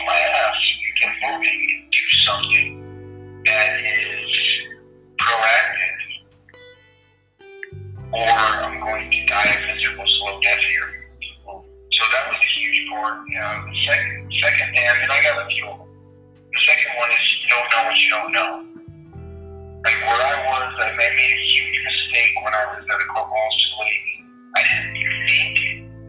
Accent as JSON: {"language": "English", "town": "Mount Holyoke", "region": "Massachusetts", "country": "United States", "tie": "born or raised there", "said": "I grew up in Mount Holyoke, in Massachusetts"}